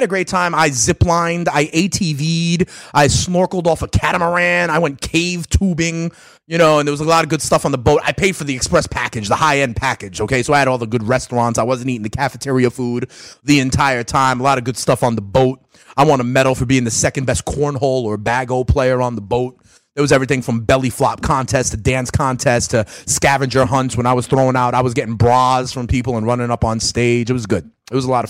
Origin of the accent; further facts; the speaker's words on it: New York, United States; I'm from New York